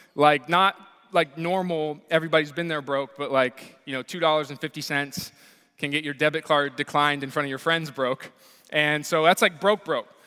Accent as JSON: {"language": "English", "town": "Columbus", "region": "Ohio", "country": "United States", "tie": "born or raised there", "said": "I grew up here in Columbus, Ohio, and so I was born and raised here"}